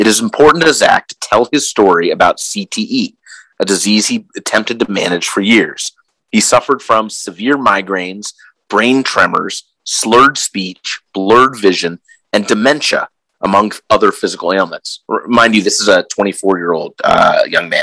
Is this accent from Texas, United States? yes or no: no; Pittsburgh, Pennsylvania, United States; also born or lived in Des Moines; now in Minneapolis, United States; I'm originally from Pittsburgh, steel town, football town